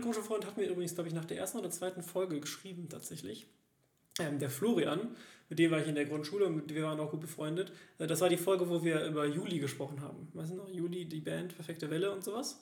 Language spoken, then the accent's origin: German; Germany; moved away as an adult; now in Cologne, Germany; dass ich ja in diesem Dorf direkt in der Nähe von der Großstadt aufgewachsen bin